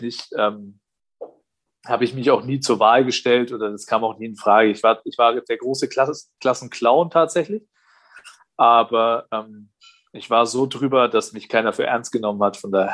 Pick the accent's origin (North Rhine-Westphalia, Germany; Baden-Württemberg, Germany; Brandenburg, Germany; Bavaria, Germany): Bavaria, Germany; Nuremberg; also born or lived in Quakenbrück / Bayreuth; ich komme ja aus Nürnberg